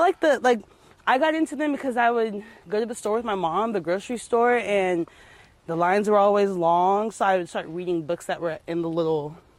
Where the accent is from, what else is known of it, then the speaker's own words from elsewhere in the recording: California, United States; also born or lived in San Jose / Las Vegas; But I'm originally from SoCal.